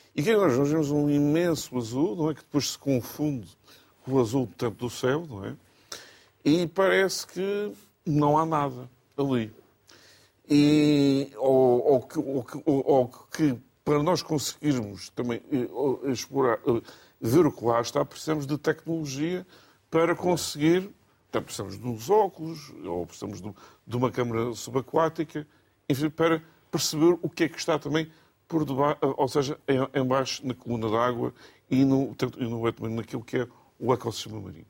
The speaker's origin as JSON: {"language": "Portuguese", "country": "Portugal", "tie": "born or raised there", "said": "eu sou ilhéu, portanto, de nascença"}